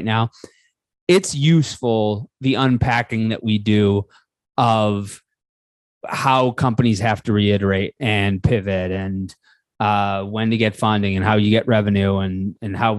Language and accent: English; Buffalo, New York, United States; I'm from Buffalo, which is a place where you are just supposed to believe